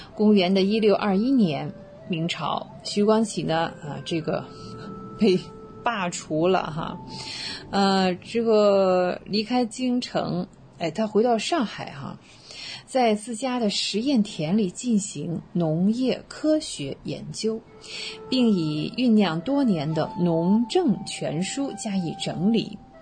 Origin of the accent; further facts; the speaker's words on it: China; also born or lived in Waikato, New Zealand; now in New Zealand; 我们中国人